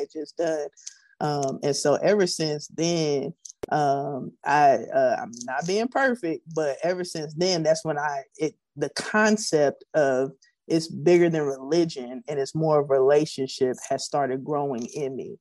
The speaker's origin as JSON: {"language": "English", "town": "Prairie View", "region": "Texas", "country": "United States", "tie": "born or raised there", "said": "I grew up in Prairie View, Texas."}